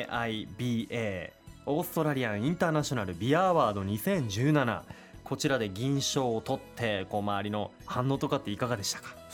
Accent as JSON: {"language": "Japanese", "town": "Utsunomiya", "region": "Tochigi", "country": "Japan", "tie": "born or raised there", "said": "コマニューですあ宇都"}